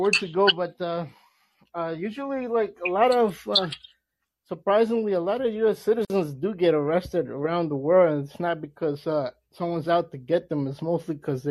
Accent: El Salvador; now in United States; I come from El Salvador.

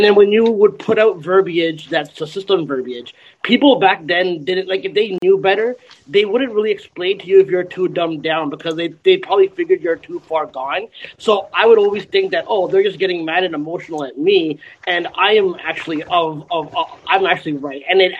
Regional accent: Pakistan; I'm Pakistani, so I should be one of those, like, minorities

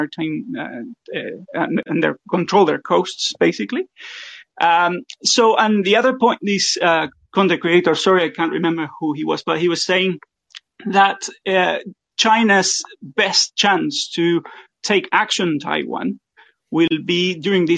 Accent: Argentina; now in New Zealand; I'm originally from Argentina as well

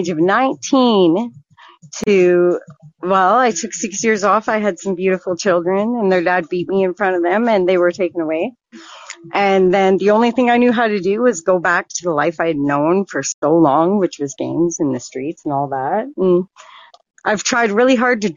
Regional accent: Vancouver, British Columbia, Canada; also born or lived in Medicine Hat, Alberta; now in Swift Current, Canada; I grew up on East Van, on the streets.

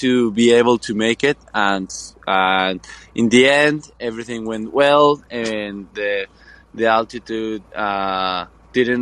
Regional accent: Guadalajara, Jalisco, Mexico; I'm from Guadalajara, Jalisco, Mexico

